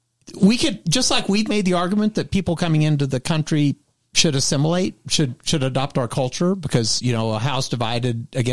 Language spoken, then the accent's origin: English; Texas, United States; as a Texan